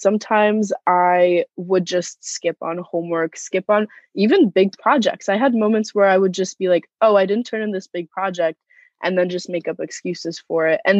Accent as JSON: {"language": "English", "region": "Moscow", "country": "Russia", "tie": "born there", "said": "I was born in Moscow, Russia, and both of my parents are immigrants."}